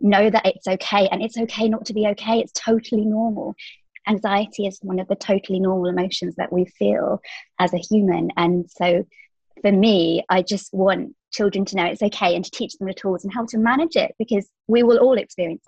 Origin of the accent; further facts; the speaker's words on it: England, United Kingdom; moved away as an adult; now in Dubai, United Arab Emirates; I currently live in Dubai. So I'm from England, but I've been here 5 years now.